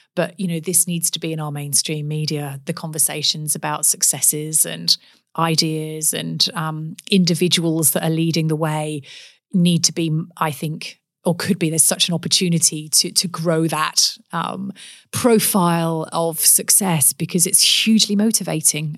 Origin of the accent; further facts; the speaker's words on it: Forest of Dean, Gloucestershire, South West England, United Kingdom; accent: English; moved away as an adult; now in Perth, Australia; I grew up in the West Country, um, in England, in Gloucestershire, in the Forest of Dean